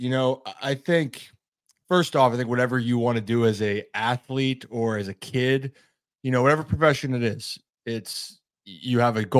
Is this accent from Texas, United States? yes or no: no; Baltimore, Maryland, United States; I'm from Baltimore, the Orioles, great story, the best story in baseball.